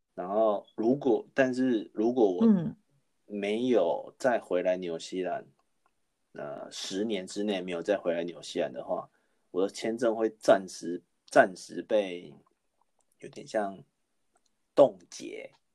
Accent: Taiwan; moved away as an adult; also born or lived in Australia; now in New Zealand; 我不是，我不是韩国人啊，我是，我是台湾人啊

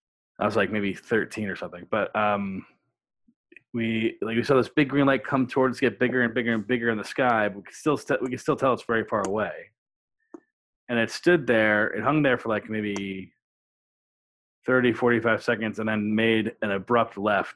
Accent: Upstate New York, United States; Upstate New York.

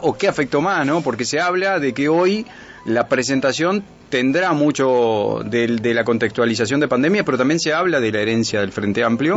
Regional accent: Uruguay; todos somos uruguayos

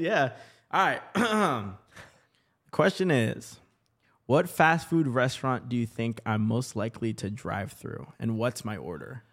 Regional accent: Portland, Oregon, United States; also born or lived in Vancouver, Washington; now in Los Angeles, United States; that's kinda like my hometown. Portland, Oregon

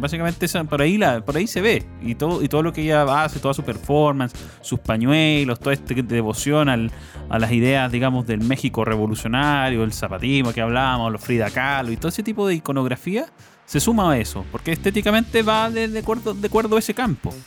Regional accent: Chile; como ciudadanos chilenos

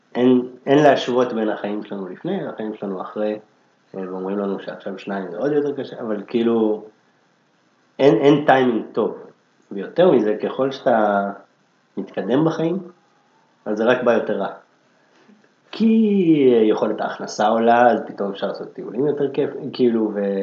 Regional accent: Jerusalem, Jerusalem District, Israel; moved away as an adult; now in Tel Aviv, Israel; גדלתי בירושלים, עכשיו אני גר בתל אביב כבר 15 שנה

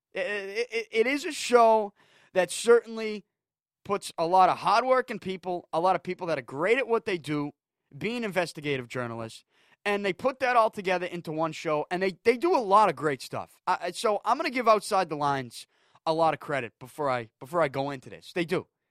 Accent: New England, United States; I'm from New England.

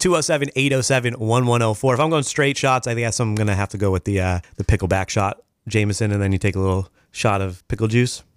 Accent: Boston, Massachusetts, United States; also born or lived in Los Angeles; now in Maine, United States; I was, like, the one Irish kid in the crew from Boston

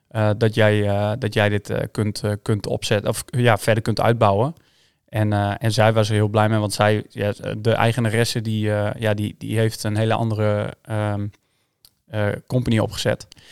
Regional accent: Schraard, Friesland, Netherlands; also born or lived in Sneek; Ik ben hier geboren in Sneek, maar ik ben getogen in, in, ehm, in Schraert

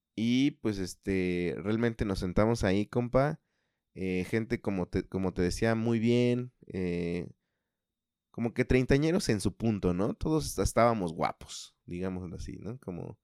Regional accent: Mexico City, Mexico; accent: chilango; yo también tengo el acento chilango

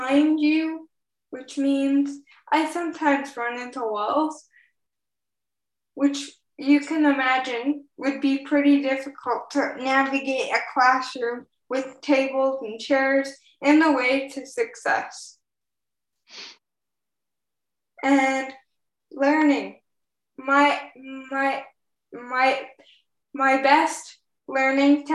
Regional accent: Edmonton, Alberta, Canada; now in British Columbia, Canada; I was born in Edmonton, Alberta

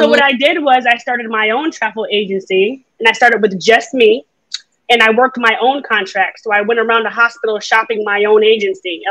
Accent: New York, United States; I'm a New Yorker.

